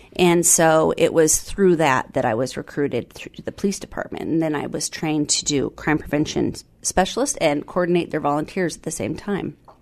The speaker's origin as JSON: {"language": "English", "area": "South Snohomish County", "region": "Washington", "country": "United States", "tie": "born or raised there", "also_born_or_lived": "Southern California", "said": "moved up here, uh, when I was five. And so was raised here in South Snohomish County, uh, graduated from Meadowdale High School"}